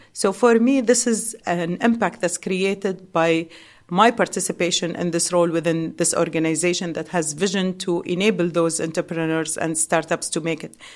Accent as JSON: {"language": "English", "region": "Dubai", "country": "United Arab Emirates", "said": "we as locals"}